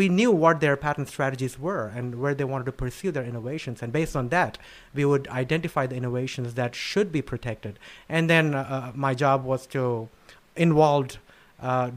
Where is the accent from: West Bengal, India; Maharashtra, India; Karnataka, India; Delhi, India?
Delhi, India; New Delhi; moved away; I was born and raised in New Delhi in India